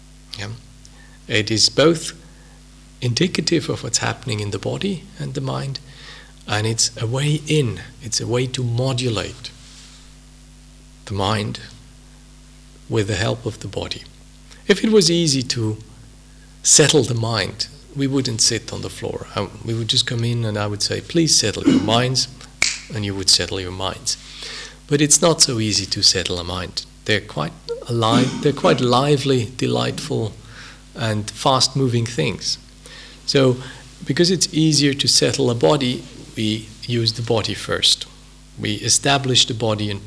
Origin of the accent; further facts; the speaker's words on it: Switzerland; English is a second language; moved away as an adult; also born or lived in United Kingdom; I'm a native of a hilly Swiss country somewhere 1,000 kilometers down south